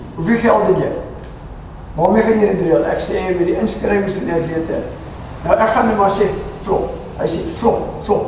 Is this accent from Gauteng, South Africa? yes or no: yes; Krugersdorp, Gauteng, South Africa; moved away; ek is van Johannesburg, eh, van Kreeusdorp af